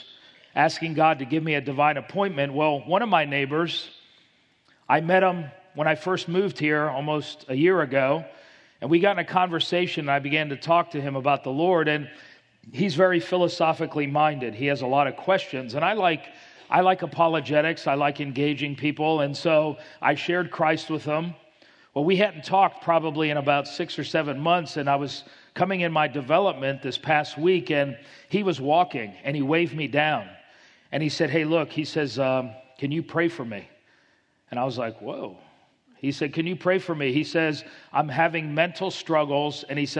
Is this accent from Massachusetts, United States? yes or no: no; Miami, Florida, United States; I grew up in Miami, Florida